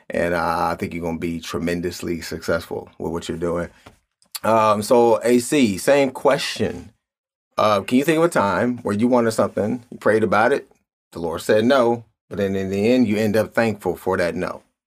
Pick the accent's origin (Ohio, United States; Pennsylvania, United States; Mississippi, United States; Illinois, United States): Ohio, United States; Cleveland; I grew up in Cleveland.